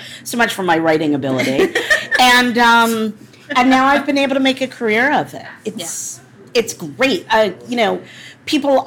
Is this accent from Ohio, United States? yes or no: no; D.C., Maryland, United States; also born or lived in Washington, D.C.; I grew up outside of Washington, D.C. I was born downtown and raised in Maryland